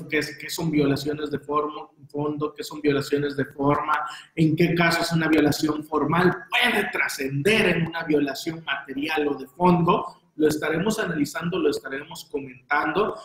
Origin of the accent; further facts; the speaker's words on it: Veracruz, Mexico; como somos de Veracruz